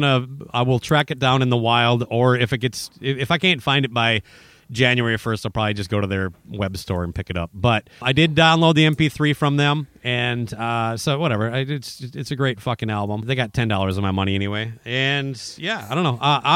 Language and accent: English; Minnesota, United States; Very cold day, but being he's a Canadian and I'm a Minnesotan, we had no problems